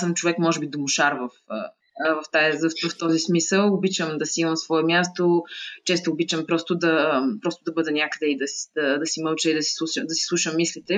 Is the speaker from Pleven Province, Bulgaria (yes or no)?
no; Sofia, Sofia City, Bulgaria; Родена съм в София, а, живяла съм в София през по-голямата част от живота си